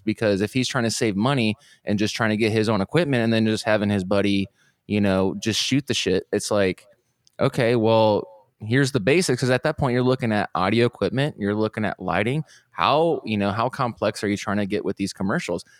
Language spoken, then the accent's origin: English; Fort Wayne, Indiana, United States; moved away as an adult; now in Austin, United States; I'm originally from Fort Wayne